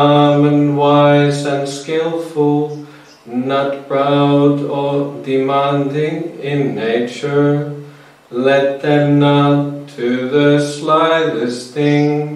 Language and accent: English; Finland; moved away as an adult; now in Australia; I'm from Finland originally. I've been in Australia now since 2010.